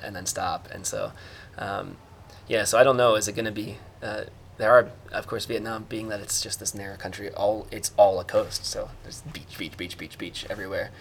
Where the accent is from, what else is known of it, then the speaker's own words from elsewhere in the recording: United States; moved away; I'm American